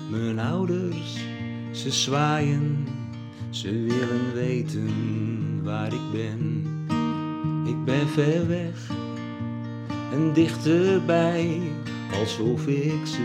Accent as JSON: {"language": "Dutch", "town": "Velsen-Noord", "region": "North Holland", "country": "Netherlands", "tie": "born or raised there", "moved": "yes", "lives_now": "Wijk aan Zee, Netherlands", "said": "Ik kijk naar Velsen Noord, waar ik geboren en getogen ben."}